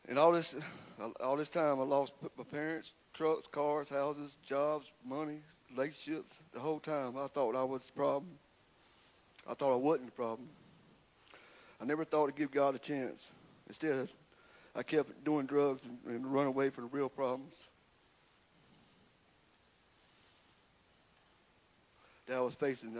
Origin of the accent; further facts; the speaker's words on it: Windsor, South Carolina, United States; I'm from Windsor, South Carolina. I have three sisters, Lisa, Alice, and Nancy. We grew up in a normal household